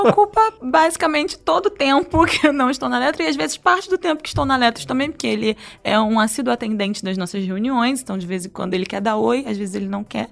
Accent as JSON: {"language": "Portuguese", "area": "Rio", "region": "Rio de Janeiro", "country": "Brazil", "said": "eu sou do Rio"}